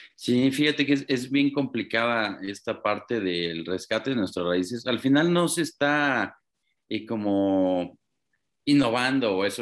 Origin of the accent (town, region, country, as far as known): Mexico